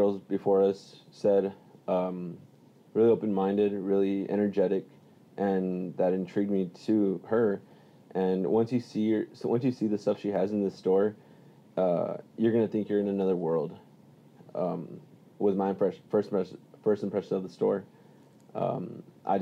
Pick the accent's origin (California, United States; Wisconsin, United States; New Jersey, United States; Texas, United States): Texas, United States; Weslaco; I'm here from Wesco, Texas